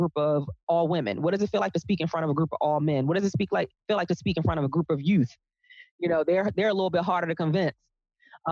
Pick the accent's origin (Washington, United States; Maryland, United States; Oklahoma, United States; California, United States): Maryland, United States; Baltimore; I was born and raised in Baltimore